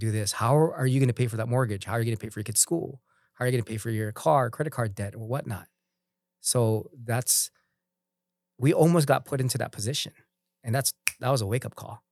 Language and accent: English; Philippines; being a Filipino